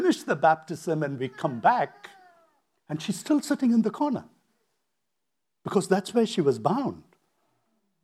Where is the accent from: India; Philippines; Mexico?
India; moved away as an adult; also born or lived in United States; So now I leave India, decide, okay, I want to study.